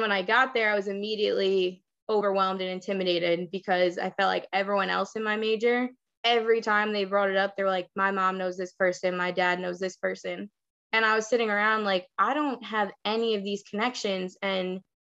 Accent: Long Island, New York, United States; also born or lived in Queens, New York; I'm from Long Island, New York. I currently reside in Queens

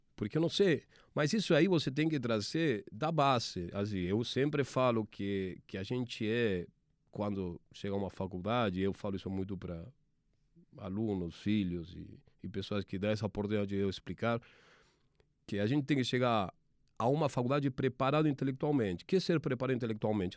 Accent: Argentina; accent: Argentine; Portuguese is a second language; moved away; Dá para perceber que sou argentino pelo, pelo meu sotaque, minha forma charmosa de falar.

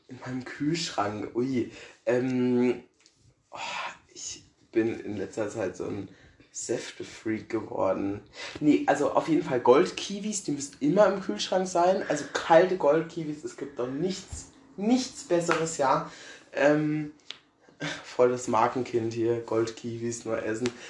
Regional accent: Herold, Rhineland-Palatinate, Germany; wohne in Herold und also komme da auch schon immer her. Ich wohne schon immer hier im Einrich

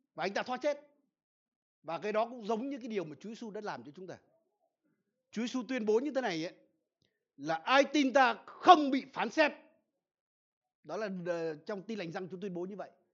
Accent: Vietnam; ở quê tôi là gần sông đáy

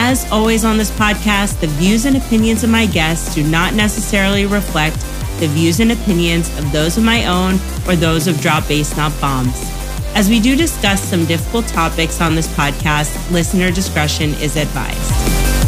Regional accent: the New York area, United States; I grew up in the New York area

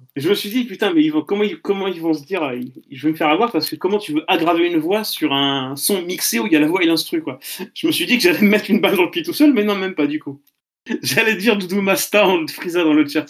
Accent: Caen, Normandy, France; je suis de Caen

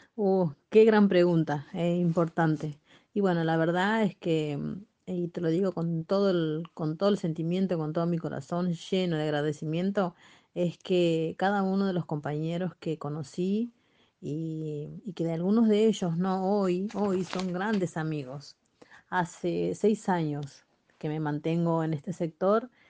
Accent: Santiago del Estero, Argentina; moved away as an adult; now in Buenos Aires, Argentina; yo nací en, Santiago del Estero, me crié allá

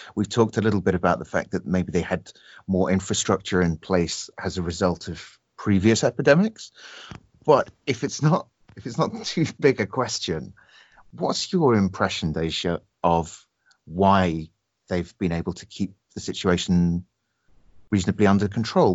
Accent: United Kingdom; I'm I'm one Brit

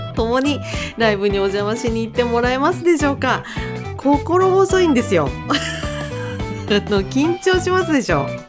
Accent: Akita, Japan; 秋田県生まれでございまして

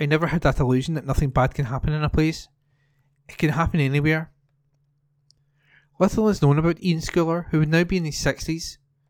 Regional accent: Scotland, United Kingdom; When I grew up in Huntley Drive, we used to cut through the hedge in my back garden, go through Bayside Place all the time.

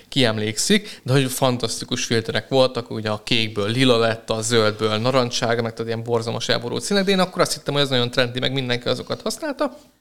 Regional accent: Hungary; moved away as an adult; now in Budapest, Hungary; ugye felkerültem Budapestre, én vidékről származom

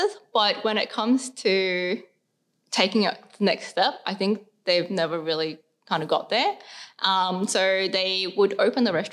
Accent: Sydney, New South Wales, Australia; we grew up around the Cabra area

